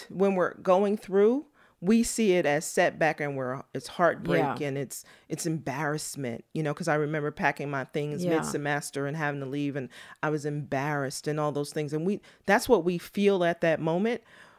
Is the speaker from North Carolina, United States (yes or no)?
yes; Mocksville, North Carolina, United States; born there; I think it comes from, I was born in Moxville, North Carolina. If you look it up, it's maybe 10 square miles. It's a small town. At the time I was there, it was one red light and red dirt.